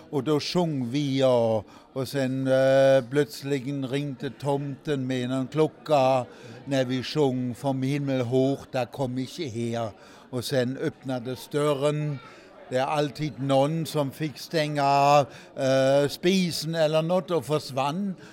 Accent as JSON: {"language": "Swedish", "region": "Southern Germany", "country": "Germany", "tie": "born or raised there", "second_language": "Swedish", "moved": "yes", "lives_now": "Sweden"}